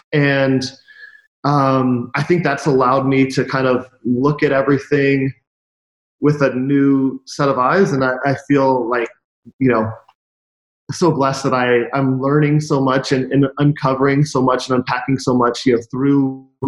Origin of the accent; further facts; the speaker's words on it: Ohio, United States; moved away as an adult; also born or lived in Portland, Oregon / San Francisco Bay Area; I grew up in Ohio, so it wasn't a haven for, the great outdoors.